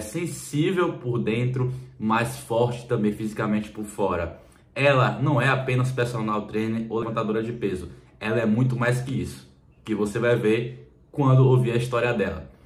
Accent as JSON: {"language": "Portuguese", "region": "Bahia", "country": "Brazil", "said": "sou da Bahia"}